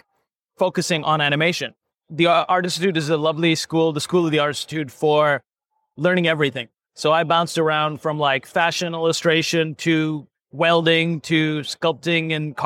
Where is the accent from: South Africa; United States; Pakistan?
Pakistan; moved away; I grew up in Pakistan